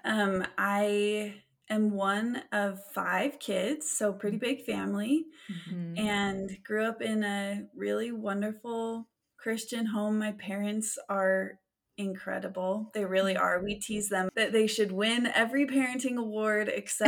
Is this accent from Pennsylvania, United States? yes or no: no; Weiser, Idaho, United States; also born or lived in Vermont; now in Provo, United States; I grew up in Idaho